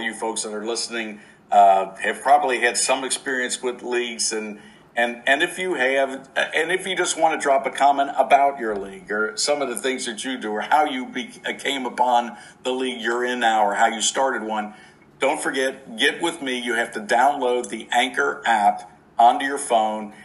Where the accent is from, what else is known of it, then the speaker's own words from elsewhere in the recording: Cincinnati, Ohio, United States; right here in my hometown